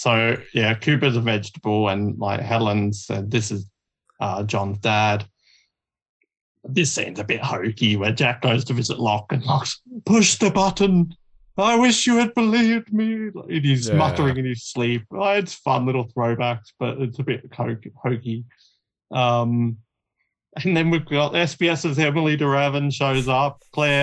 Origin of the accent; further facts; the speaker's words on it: Australia; I'm the only Australian